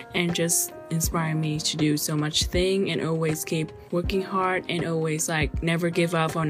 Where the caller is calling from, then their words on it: Saskatoon, Saskatchewan, Canada; I'm calling from Saskatoon, Saskatchewan.